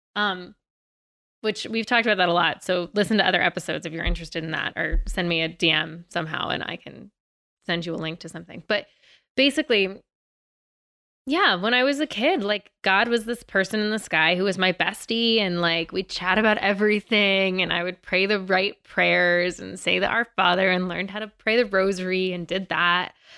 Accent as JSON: {"language": "English", "region": "Virginia", "country": "United States", "said": "I'm from Virginia"}